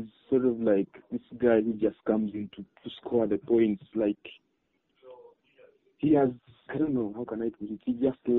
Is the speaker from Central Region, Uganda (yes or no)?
no; Soroti, Eastern Region, Uganda; I'm from Soroti.